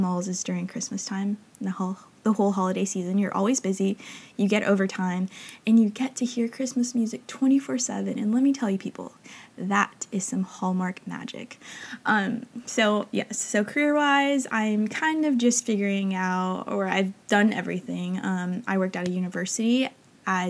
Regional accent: Northern California, United States; moved away as an adult; now in Los Angeles, United States; growing up in a small town in Northern California

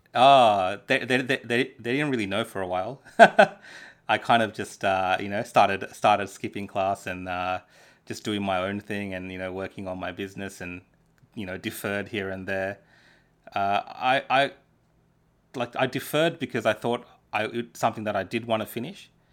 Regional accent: Dandenong, Victoria, Australia; English is a second language; also born or lived in Sri Lanka; I grew up in Dandenong

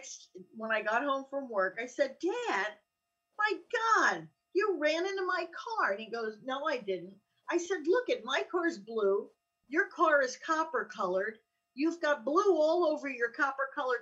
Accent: Allenhurst, New Jersey, United States; I'm from Allenhurst, which is a very small town. It's only four blocks.

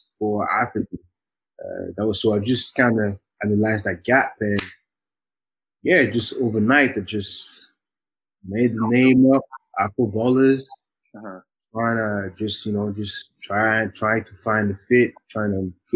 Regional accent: Geneva, Switzerland; moved away as an adult; also born or lived in Leeds, United Kingdom; I was born and raised in Geneva

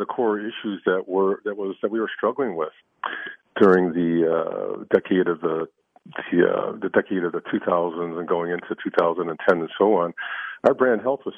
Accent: Chicago, Illinois, United States; I grew up in the 60s, and I grew up in Chicago, South Side

